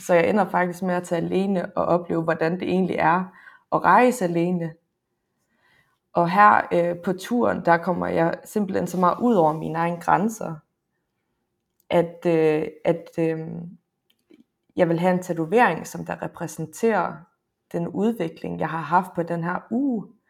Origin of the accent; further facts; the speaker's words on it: Frederikshavn, North Denmark Region, Denmark; jeg er fra Nordjylland, jeg er fra Frederikshavn